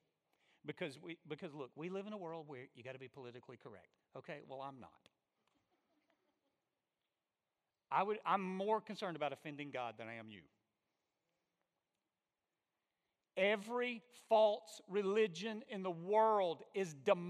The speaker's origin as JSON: {"language": "English", "region": "Alabama", "country": "United States", "said": "I'm from Alabama"}